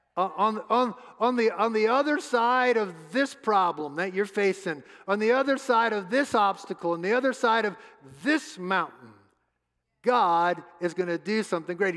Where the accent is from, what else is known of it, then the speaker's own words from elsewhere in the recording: New Orleans, Louisiana, United States; moved away; Suzette and I grew up in New Orleans, home of the New Orleans Saints